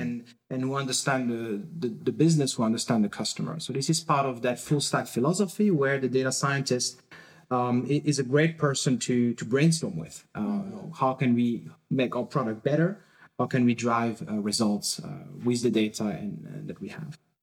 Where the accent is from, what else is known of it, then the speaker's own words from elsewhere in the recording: France; now in Berlin, Germany; I'm originally from France